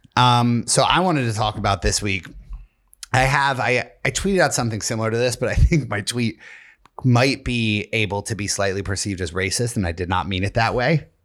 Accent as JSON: {"language": "English", "town": "Tunkhannock", "region": "Pennsylvania", "country": "United States", "tie": "born or raised there", "moved": "yes", "said": "I grew up in Tunkhannock, Pennsylvania."}